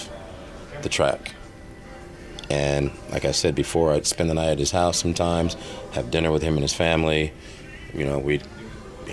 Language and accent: English; Los Angeles, California, United States; I'm from America